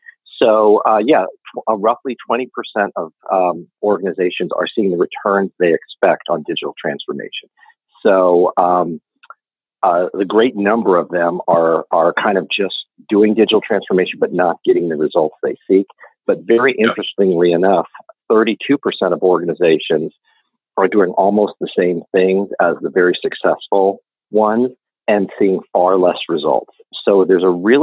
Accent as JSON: {"language": "English", "town": "Reno", "region": "Nevada", "country": "United States", "tie": "born or raised there", "also_born_or_lived": "Los Angeles, California", "moved": "as an adult", "lives_now": "Austin, United States", "said": "I was born in Reno, Nevada. I grew up there and went to school at the University of Nevada in Reno"}